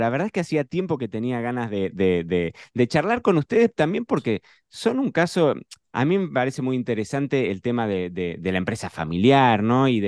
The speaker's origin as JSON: {"language": "Spanish", "country": "Argentina", "said": "para los que somos de Argentina y tenemos nuestro corazoncito en Argentina, pensar en Lagarde es pensar en una de las marcas que, bueno, que, ha estado históricamente en la mesa argentina"}